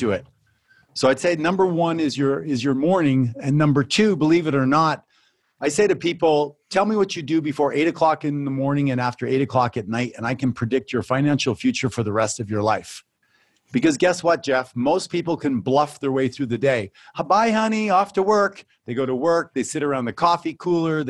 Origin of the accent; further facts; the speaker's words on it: Canada; also born or lived in Phoenix, Arizona; I come from Canada